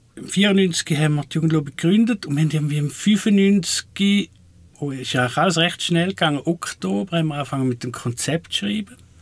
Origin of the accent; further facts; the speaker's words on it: Switzerland; von dem, wo ich herkomme, Waldling